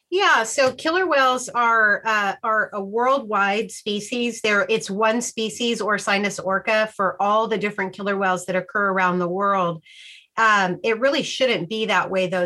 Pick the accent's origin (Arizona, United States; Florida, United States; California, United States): California, United States; Sacramento; I grew up in Sacramento um, on the American River